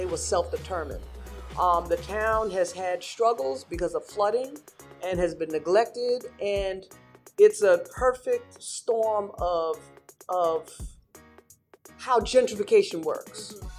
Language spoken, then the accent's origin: English; New York City, New York, United States; moved away as an adult; also born or lived in Washington, District of Columbia, United States; now in Rocky Mount, United States; I'm from the Bronx, they're doing it in the Bronx. I have a place in DC